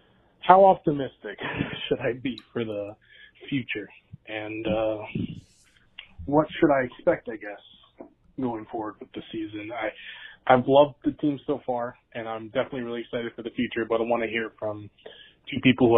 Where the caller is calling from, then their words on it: Coconut Creek, Florida, United States; I'm from Coconut Creek.